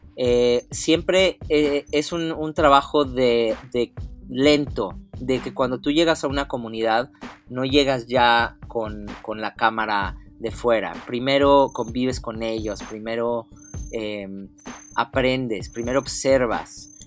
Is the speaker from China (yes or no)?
no; Mexico; todos como mexicanos mestizos